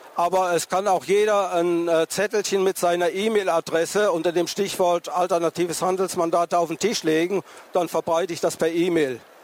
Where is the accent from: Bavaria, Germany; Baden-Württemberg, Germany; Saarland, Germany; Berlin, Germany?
Baden-Württemberg, Germany; near Tübingen; ich bin aus der Nähe von Tübingen zu Hause